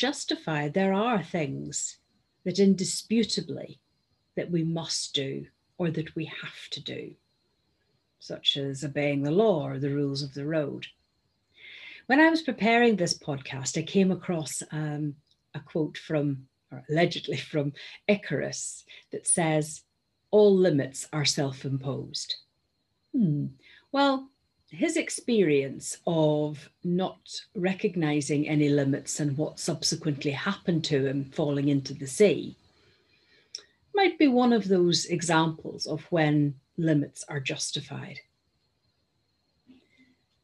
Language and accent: English; Northern Ireland, United Kingdom; moved away; You'll have gathered from my accent that I am originally from Northern Ireland and brought up there.